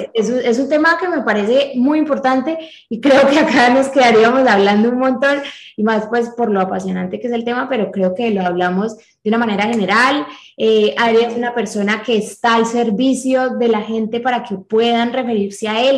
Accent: Colombia; nosotros somos colombianos

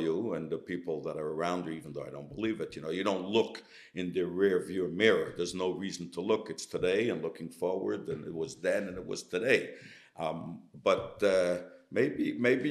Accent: New York City, New York, United States; first language Yiddish; English is a second language; now in Los Angeles, United States; we grew up in Crown Heights

